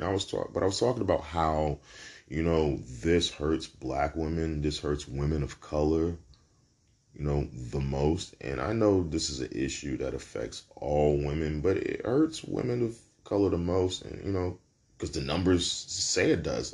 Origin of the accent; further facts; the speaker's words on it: New York City, New York, United States; I'm from Brooklyn. I'm a New Yorker, man